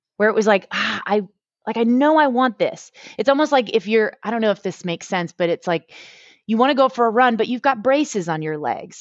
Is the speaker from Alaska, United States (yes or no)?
no; Boston, Massachusetts, United States; moved away as an adult; now in Houston, United States; I grew up, um, in the Northeast, in Boston